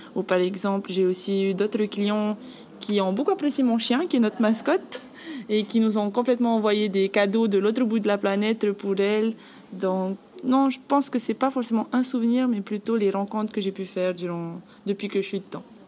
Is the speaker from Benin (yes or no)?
no; Bora Bora, Leeward Islands, French Polynesia; moved away; Je suis originaire de Bora Bora et je travaille ici